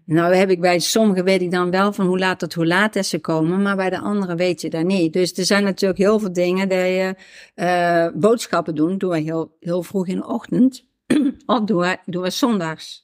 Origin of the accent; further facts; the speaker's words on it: Netherlands; ik woonde in de Javestraat. Mhm. Dus ook hier in uh, Springbaan Oost